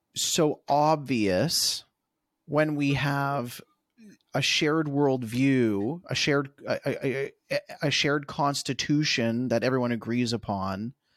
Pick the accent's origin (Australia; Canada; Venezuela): Canada; as a Canadian